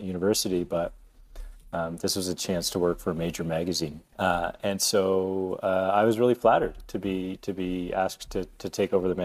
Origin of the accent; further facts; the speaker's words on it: Lakefield, Ontario, Canada; also born or lived in Peterborough, Ontario; now in Toronto, Canada; I was born in Peterborough, Ontario. Mom and dad, older brother. My dad's a civil engineer. My mom was a veterinarian, and we moved to Lakefield, an even smaller town, a few years later. And I grew up there